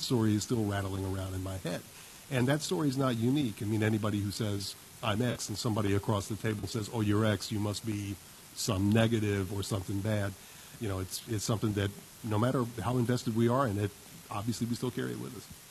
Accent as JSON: {"language": "English", "region": "West Virginia", "country": "United States", "also_born_or_lived": "Arizona", "said": "I'm from West Virginia"}